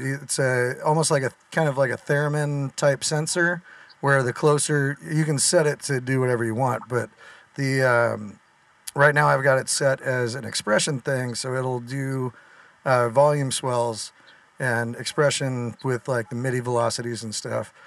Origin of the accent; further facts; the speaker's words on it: Southern California, United States; we're from Southern California.